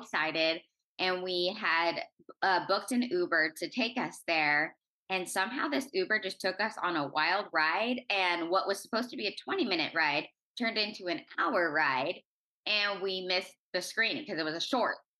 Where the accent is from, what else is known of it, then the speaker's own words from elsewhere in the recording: Orange County, California, United States; I'm originally from Orange County, California